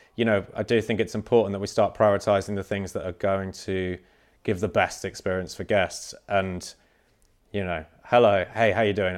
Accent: Cornwall, South West England, United Kingdom; I am a Cornish boy.

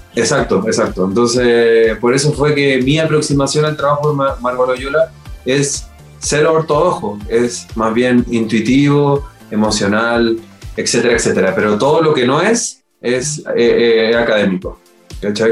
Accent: Chile; en mi país, en Chile

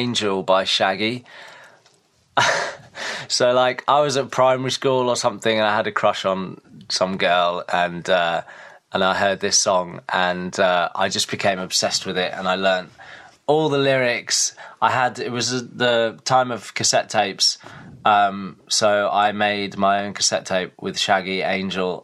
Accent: Reepham, East of England, United Kingdom; moved away; I'm from Norfolk originally. I went to a school in Reefham, which is just outside of Norwich. And yeah, that's where I grew up

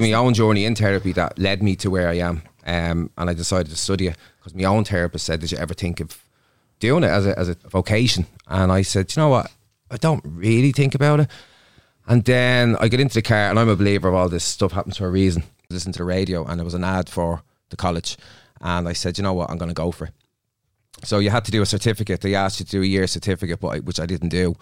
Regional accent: Dublin, Leinster, Ireland; I'm from Dublin

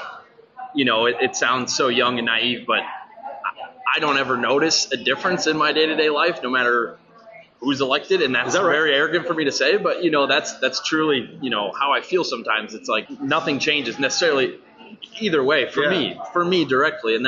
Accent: Muscatine, Iowa, United States; born and raised. Muscatine originally

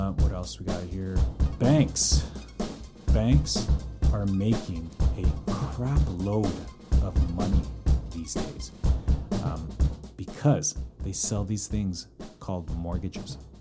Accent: Calgary, Alberta, Canada; born or raised there; now in Vancouver, Canada

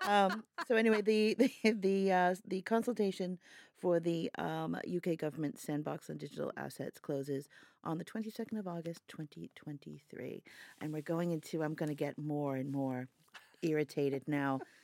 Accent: United States; moved away; I'm American

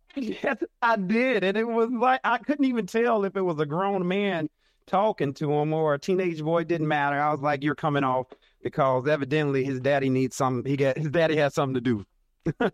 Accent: Arkansas, United States; I'm from Arkansas, little country boy, country Baptist preacher son from Arkansas

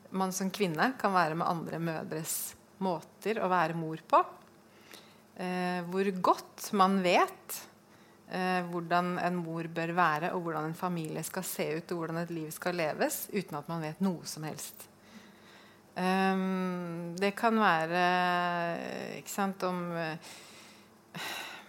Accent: Oslo, Norway; now in Fredrikstad, Norway; Jeg kommer fra Oslo, flyttet til Fredrikstad

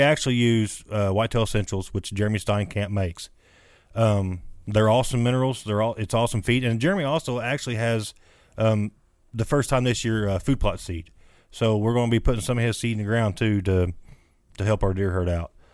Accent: Jackson County, Indiana, United States; moved away as an adult; now in Washington County, Indiana, United States; I am from Jackson County.

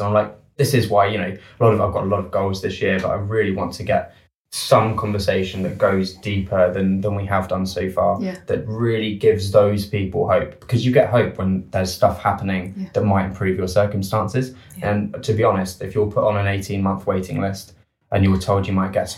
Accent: United Kingdom; as a Brit

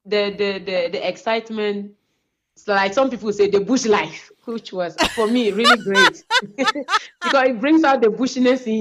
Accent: Wa, Upper West, Ghana; born or raised there

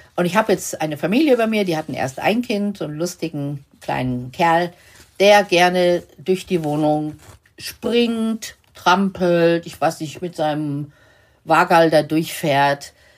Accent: Lower Saxony, Germany; ich komme ja aus Niedersachsen

